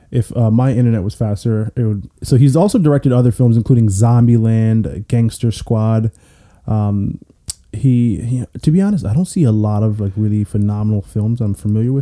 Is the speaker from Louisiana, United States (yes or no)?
no; Columbia, Maryland, United States; I grew up in Columbia, wasn't rich or anything